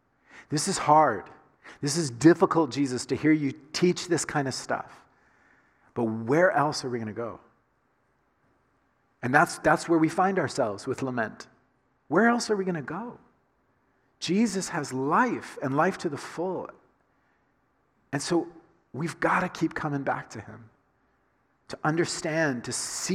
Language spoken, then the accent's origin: English; the South, United States; I grew up in the South, in the United States, right? And so I grew up saying to my dad and to my mom, yes, sir, yes, ma'am.